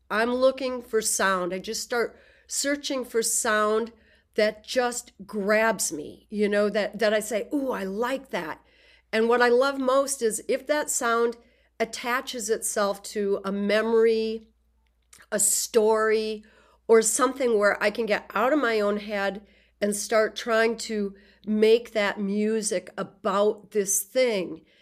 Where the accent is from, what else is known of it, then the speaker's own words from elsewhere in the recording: Southwest Minnesota, United States; I was born in Southwest Minnesota, prairie country, in nineteen sixty in a very small rural town